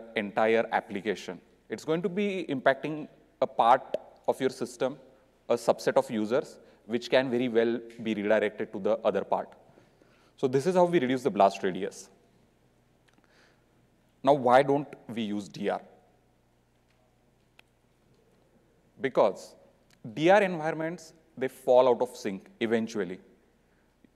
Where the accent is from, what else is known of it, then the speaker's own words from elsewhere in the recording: Mumbai, Maharashtra, India; I'm from Mumbai, India.